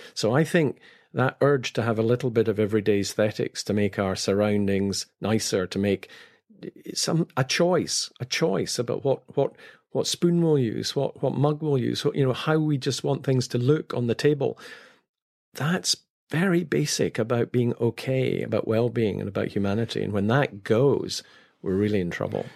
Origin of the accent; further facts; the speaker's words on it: Scotland, United Kingdom; as a Scot